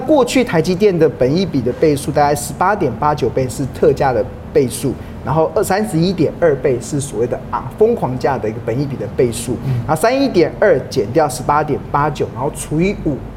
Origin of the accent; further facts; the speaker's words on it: Taiwan; 身为台湾人啊，其实我们哪里都跑不了